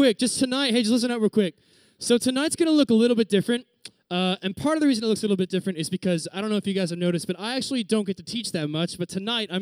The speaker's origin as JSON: {"language": "English", "town": "Reading", "region": "Pennsylvania", "country": "United States", "also_born_or_lived": "Virginia", "moved": "as an adult", "said": "I'm from Reading, Pennsylvania, which is kind of like a sub-city area of Philadelphia"}